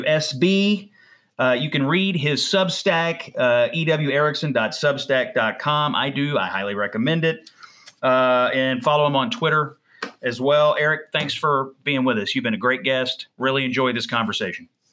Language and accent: English; Dawson Springs, Kentucky, United States; my hometown of Dawson Springs